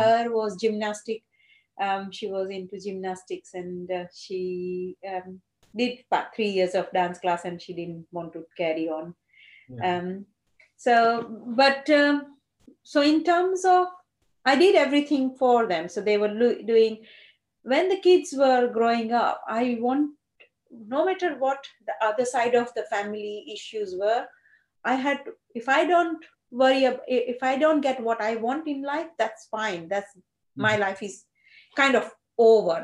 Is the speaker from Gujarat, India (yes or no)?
yes; Gujarat, India; first language Gujarati; English is a second language; moved away as an adult; I went to Gujarati medium school. English was a subject for me.